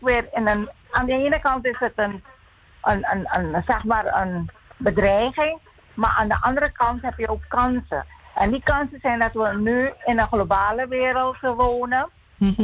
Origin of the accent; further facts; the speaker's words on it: Suriname; als Surinamer